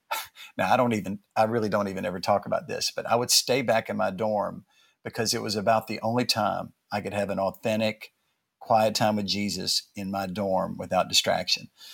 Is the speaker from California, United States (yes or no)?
no; Atlanta, Georgia, United States; now in New York City, United States; I grew up in the South and was born in Atlanta